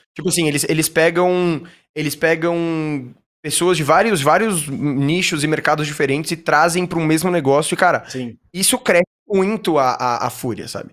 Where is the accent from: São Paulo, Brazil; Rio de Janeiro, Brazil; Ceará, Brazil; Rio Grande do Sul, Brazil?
São Paulo, Brazil; eu sou nascido e, e morei a minha vida inteira em São Paulo